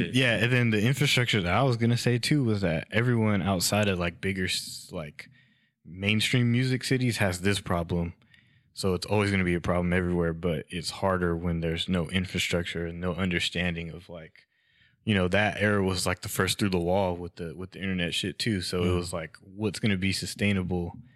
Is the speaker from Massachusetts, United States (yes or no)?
no; Fresno, California, United States; I'm from Fresno, which is actually like further south than Sacramento